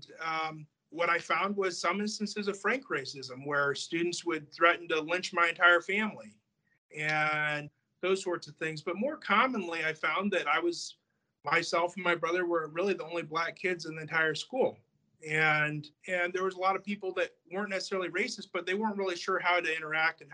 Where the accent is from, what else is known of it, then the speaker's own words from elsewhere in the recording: Iowa, United States; also born or lived in California; my dad wanted to move to Iowa